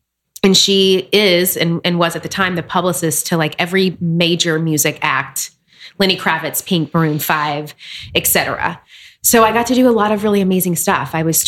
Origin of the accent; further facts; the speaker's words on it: Nashville, Tennessee, United States; now in New York City, United States; So I am originally from Nashville, Tennessee.